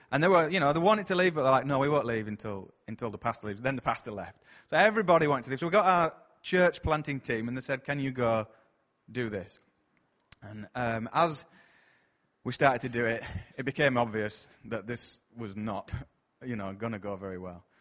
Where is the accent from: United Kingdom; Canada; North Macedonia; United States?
United Kingdom; Bradford, Yorkshire and the Humber; I'm from round here, as you can probably tell from my accent